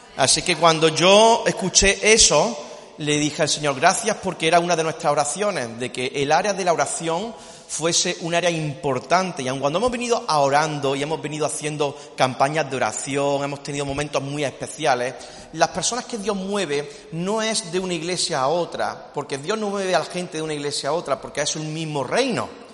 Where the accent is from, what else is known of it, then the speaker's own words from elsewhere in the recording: Córdoba, Andalusia, Spain; somos cordobeses